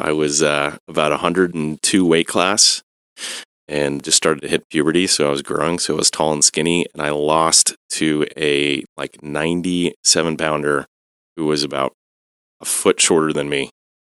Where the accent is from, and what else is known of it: Evanston, Illinois, United States; born or raised there